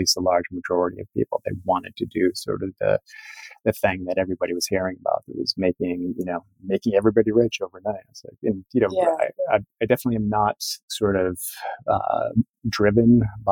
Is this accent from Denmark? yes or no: no; Cape Cod, Massachusetts, United States; moved away; I grew up on the Cape, you know, very sort of environmentally aware and conscious.